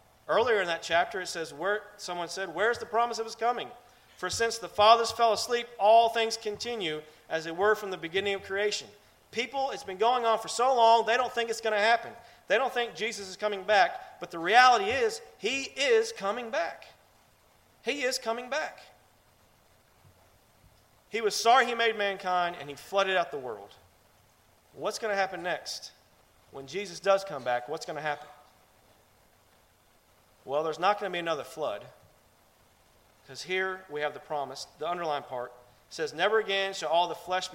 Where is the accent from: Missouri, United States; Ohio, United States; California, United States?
Ohio, United States; I'm from Ohio